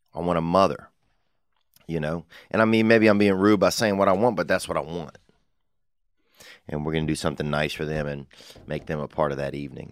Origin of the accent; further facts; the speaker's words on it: Covington, Louisiana, United States; from Covington, Louisiana, and that's my hometown